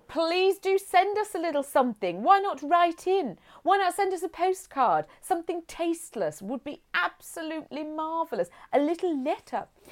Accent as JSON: {"language": "English", "town": "Hinckley", "region": "East Midlands", "country": "United Kingdom", "tie": "born or raised there", "said": "I grew up in Hinkley. That's where I was taken home to, from the hospital back to Hinkley."}